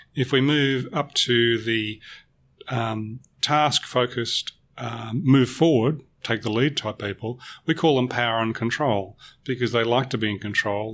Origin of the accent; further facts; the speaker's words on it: Melbourne, Victoria, Australia; I'm a Melbourne boy. I was born in Melbourne and I will always be a Melbourne boy. I've lived elsewhere